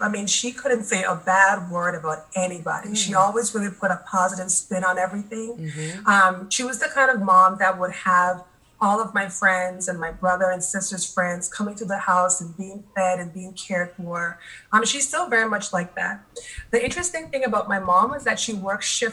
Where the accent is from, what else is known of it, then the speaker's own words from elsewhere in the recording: Anguilla; moved away as an adult; also born or lived in Peterborough, Ontario, Canada; now in Hershey, Pennsylvania, United States; So I was born and raised on Anguilla in the Caribbean, and I left there, as most people do, for college. At age 18.